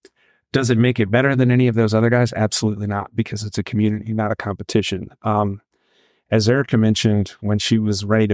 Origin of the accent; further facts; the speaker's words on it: Texas, United States; So my wife and I, being that we came here from Central Texas, it's my expression through Central Texas barbecue.